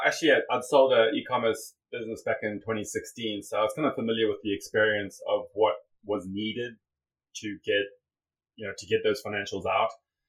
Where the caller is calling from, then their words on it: Cayman Islands; I'm calling in from Grand Cayman.